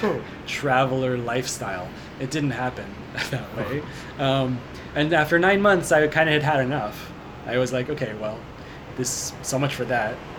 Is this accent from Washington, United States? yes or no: yes; Seattle, Washington, United States; moved away as an adult; I'm from Seattle, uh, in the U.S. I was born there. I grew up there, and I didn't make it out of there until uh, until I finished college